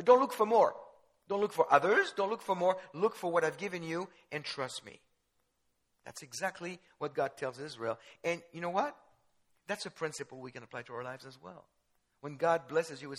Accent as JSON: {"language": "English", "country": "France", "tie": "born or raised there", "said": "I was born in France. Jewish parents"}